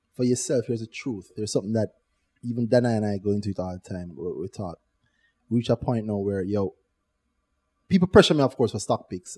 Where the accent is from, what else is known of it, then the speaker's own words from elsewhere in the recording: Jamaica; Growing up in Jamaica